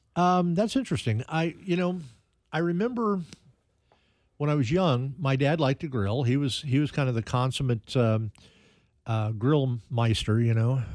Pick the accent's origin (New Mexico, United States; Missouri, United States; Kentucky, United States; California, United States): Missouri, United States; Kansas City; also born or lived in Independence / Raytown / Johnson County; Kansas City's been my home my entire life